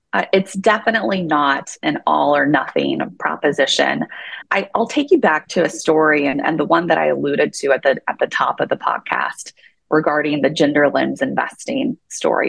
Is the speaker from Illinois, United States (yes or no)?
yes; Southern Illinois, United States; now in Utah, United States; I grew up in Southern Illinois and I grew up gardening